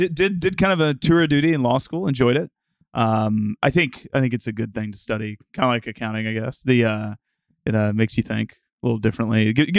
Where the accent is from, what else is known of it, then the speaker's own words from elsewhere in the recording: Arkansas, United States; I'm originally from the southern U.S. I'm from Arkansas, and spent the vast majority of my time growing up there. Went to college at the University of Arkansas